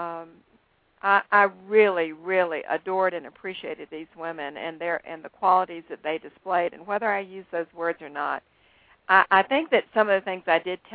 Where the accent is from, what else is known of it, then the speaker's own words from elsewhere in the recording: Greenville, South Carolina, United States; I was born in Greenville, South Carolina